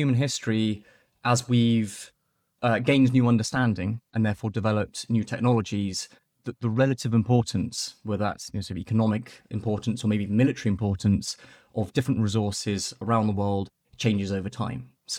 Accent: Nairobi, Kenya; I grew up in Nairobi in Kenya when my family was living overseas.

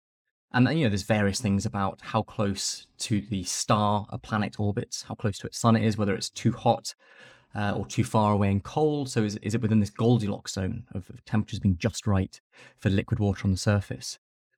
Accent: Nairobi, Kenya; I grew up in Nairobi in Kenya when my family was living overseas.

